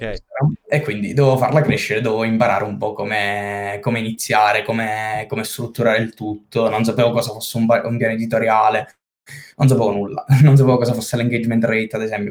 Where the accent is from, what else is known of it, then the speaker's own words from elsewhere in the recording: Senise, Basilicata, Italy; Sono della Basilicata di Senise, questo piccolo paesino di settemila e cinque abitanti